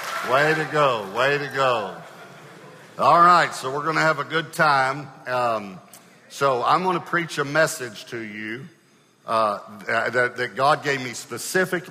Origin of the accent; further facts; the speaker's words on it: Longview, Texas, United States; I grew up in Longview, Texas. And so I'm an East Texas boy